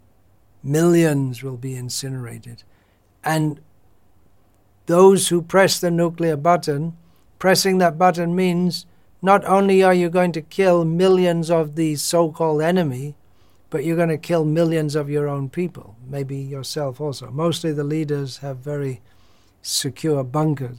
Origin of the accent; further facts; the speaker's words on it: United Kingdom; moved away; growing up in Britain in the 1960s and 70s